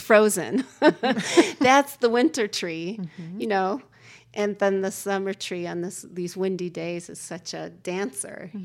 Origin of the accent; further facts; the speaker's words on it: Oregon, United States; moved away; also born or lived in Chicago; I grew up in Oregon